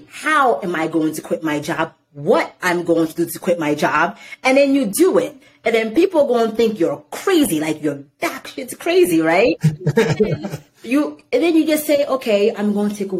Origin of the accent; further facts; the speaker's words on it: Irvington, New Jersey, United States; also born or lived in Haiti / Newark, New Jersey; I grew up in Irvington. Well, I was born in Haiti. I came to America. I grew up in Newark. I grew up in Irvington.